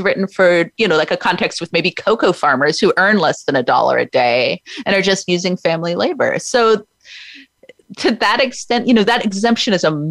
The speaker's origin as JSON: {"language": "English", "region": "Oregon", "country": "United States", "tie": "born or raised there", "said": "in my home state of Oregon"}